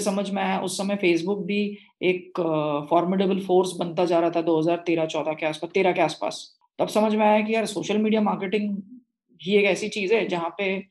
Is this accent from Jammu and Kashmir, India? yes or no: no; Nagpur, Maharashtra, India; I was born and brought up in Nagpur